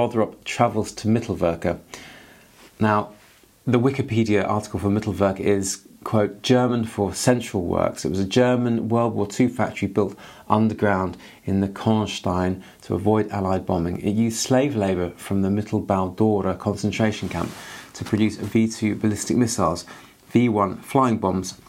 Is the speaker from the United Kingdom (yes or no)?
yes; England, United Kingdom; I'm from England